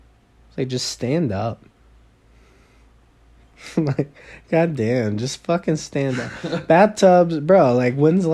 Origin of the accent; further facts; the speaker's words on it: New York, United States; People from New York, I'm from New York.